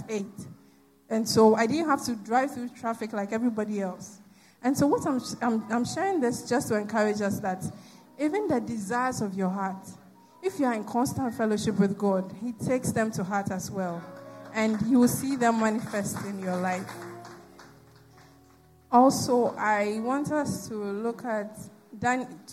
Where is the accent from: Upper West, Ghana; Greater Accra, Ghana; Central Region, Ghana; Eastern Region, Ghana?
Eastern Region, Ghana; Koforidua; moved away as an adult; now in Accra, Ghana; I grew up in Koforidua, and there's no traffic in Koforidua